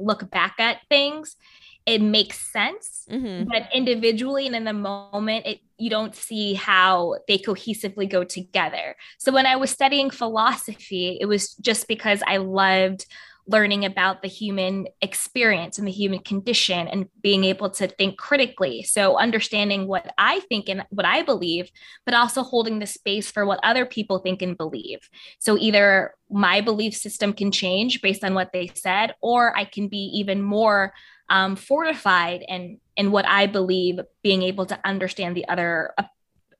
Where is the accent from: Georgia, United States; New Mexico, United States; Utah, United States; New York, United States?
New York, United States; Syracuse; moved away as an adult; also born or lived in Washington, D.C.; I grew up in Syracuse, New York. So it's upstate New York